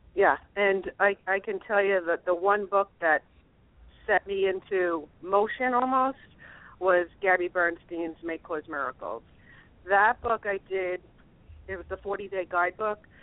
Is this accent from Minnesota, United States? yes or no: no; New York, United States; I'm a New Yorker Catholic.